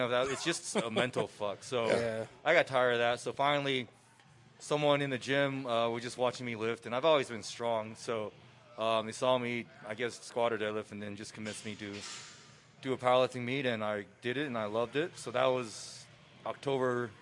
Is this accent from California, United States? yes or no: yes; San Diego, California, United States; also born or lived in Taiwan; I moved to San Diego when I was 5